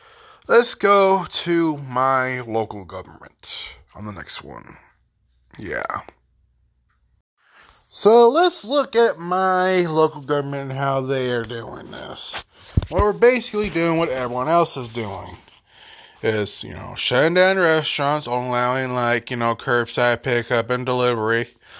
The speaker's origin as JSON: {"language": "English", "town": "Paducah", "region": "Kentucky", "country": "United States", "tie": "born or raised there", "said": "We have, in my hometown of Paducah, Kentucky, Sacramento County, we have, I do not know how many hotels"}